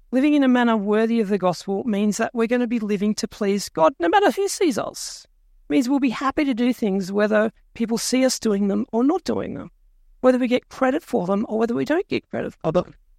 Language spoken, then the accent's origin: English; Australia; I was born in Australia, which makes me a citizen